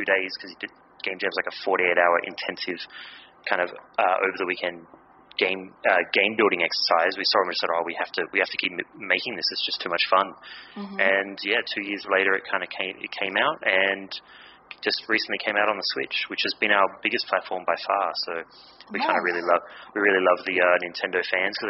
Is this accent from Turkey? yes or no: no; Australia; being Aussie